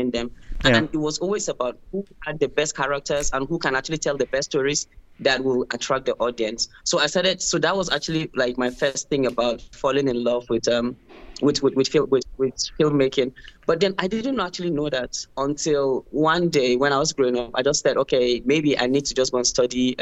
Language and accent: English; Jos, Plateau, Nigeria; growing up in Jos, I actually thought that Jos was the whole of Nigeria